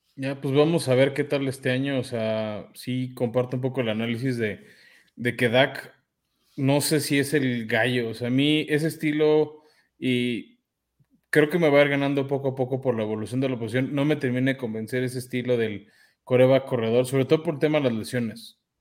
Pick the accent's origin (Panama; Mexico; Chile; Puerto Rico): Mexico